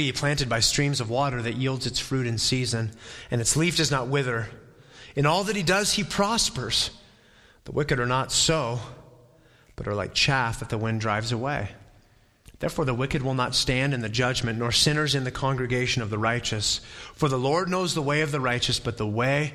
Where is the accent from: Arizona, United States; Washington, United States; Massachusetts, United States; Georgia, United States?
Arizona, United States; Flagstaff; I grew up in Flagstaff